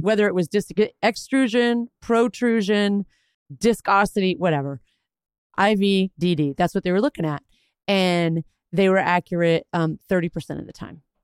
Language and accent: English; Texas, United States; I'm Texan